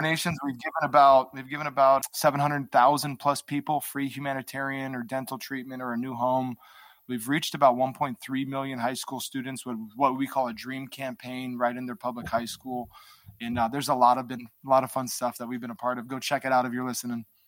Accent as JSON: {"language": "English", "region": "Hawaii", "country": "United States", "tie": "born or raised there", "said": "I grew up in an environment in Hawaii."}